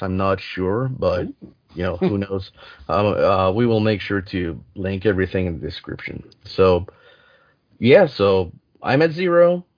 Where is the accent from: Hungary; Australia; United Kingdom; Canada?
Canada; English is a second language; I'm I'm French Canadian